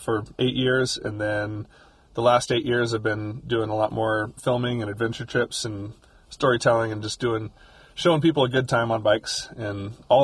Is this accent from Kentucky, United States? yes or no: yes; Louisville, Kentucky, United States; I grew up in Louisville, Kentucky